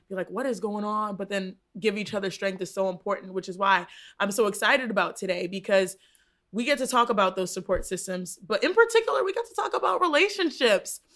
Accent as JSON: {"language": "English", "region": "Texas", "country": "United States", "tie": "born or raised there", "said": "I grew up in Texas, and so it was a part of our culture growing up"}